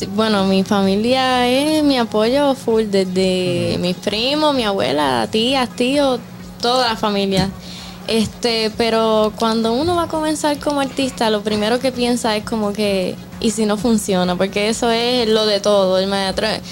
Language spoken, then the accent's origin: Spanish; Puerto Rico; also born or lived in Dominican Republic; yo nací en Puerto Rico. Mi mamá es boricua, pero mi papá es el dominicano. Oh, y desde bien pequeñita vengo para acá